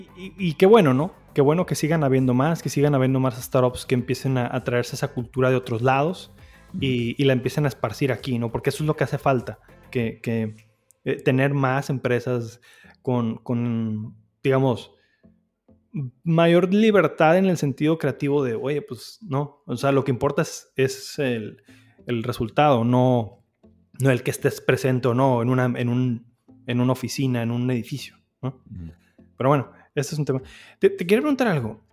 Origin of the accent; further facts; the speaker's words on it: Hermosillo, Sonora, Mexico; pocas veces en mi vida salí de Hermosillo antes de los 19 años.